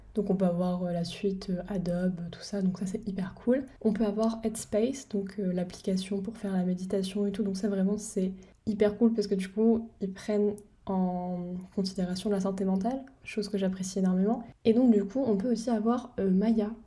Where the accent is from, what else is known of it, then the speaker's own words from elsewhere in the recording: France; first language French; moved away as an adult; now in United Kingdom; je suis française